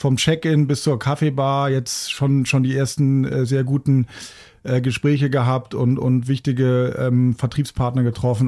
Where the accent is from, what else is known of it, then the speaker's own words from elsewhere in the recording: Hamburg, Germany; Hamburg ist ja meine Heimatstadt